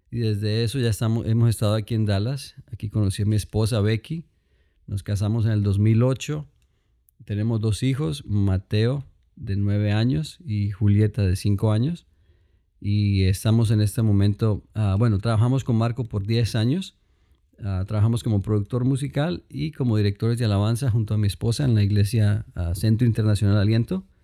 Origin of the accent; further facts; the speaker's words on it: Cali, Valle del Cauca, Colombia; soy colombiano, ah, soy de Cali, Colombia, y ah, crecí en la iglesia.